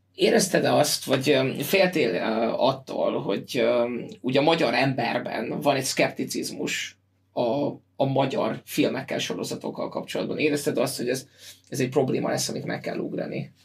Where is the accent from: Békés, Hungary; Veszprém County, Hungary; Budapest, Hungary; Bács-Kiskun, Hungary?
Veszprém County, Hungary; Veszprém; Én Veszprémi vagyok